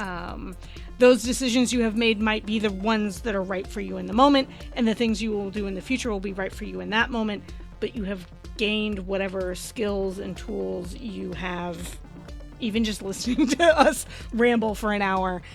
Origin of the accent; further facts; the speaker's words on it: Bay Area, California, United States; growing up in the Bay Area